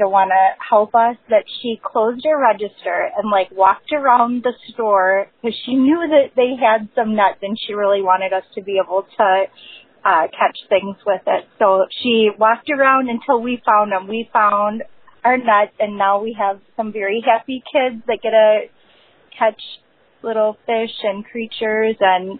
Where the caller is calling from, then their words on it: Jacksonville, Florida, United States; I'm calling from Jacksonville, Florida.